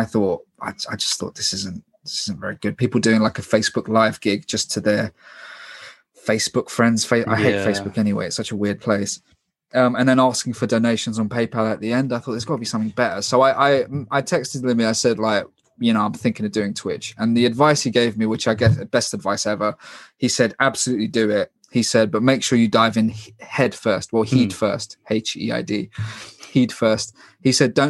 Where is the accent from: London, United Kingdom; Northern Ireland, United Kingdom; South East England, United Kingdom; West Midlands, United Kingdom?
London, United Kingdom; I'm from London